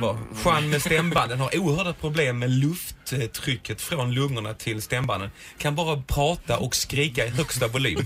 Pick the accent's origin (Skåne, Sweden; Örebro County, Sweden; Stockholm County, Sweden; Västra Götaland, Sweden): Skåne, Sweden; Helsingborg; now in Malmö, Sweden; jag kommer ju från Helsingborg, bor i Malmö